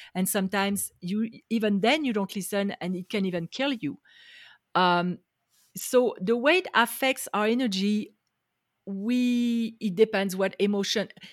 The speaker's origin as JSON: {"language": "English", "country": "France", "tie": "born or raised there", "second_language": "English", "moved": "as an adult", "lives_now": "Las Vegas, United States", "said": "I grew up in France. I am now in the U S, in Las Vegas, Nevada"}